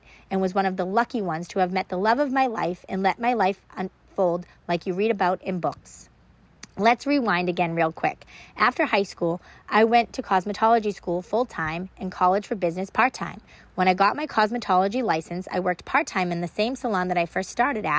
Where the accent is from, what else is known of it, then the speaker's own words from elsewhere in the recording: Wilmington, Massachusetts, United States; also born or lived in Boston, Massachusetts; I was raised in a small town about 20 miles north of the city called Wilmington